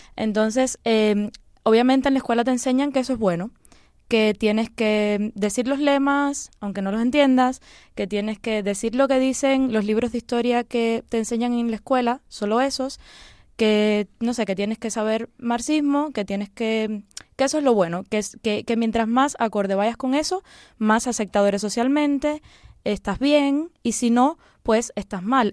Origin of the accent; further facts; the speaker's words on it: Cuba; now in Spain; Yo nací en Cuba